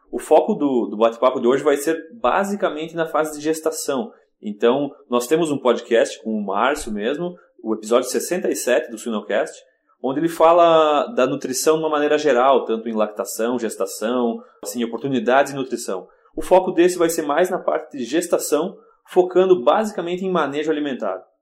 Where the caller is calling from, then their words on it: Hendersonville, Tennessee, United States; Tô em Hendersonville, Tennessee hoje.